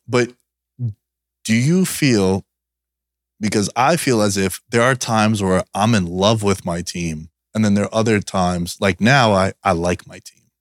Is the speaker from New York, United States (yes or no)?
yes; New York, United States; growing up in New York